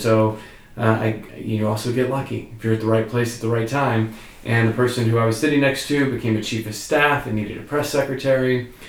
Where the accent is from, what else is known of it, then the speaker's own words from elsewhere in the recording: Northeast Alabama, United States; moved away as an adult; now in Washington, D.C., United States; I grew up in Northeast Alabama and moved to Washington, D.C. right after undergrad school. So about 16 years ago.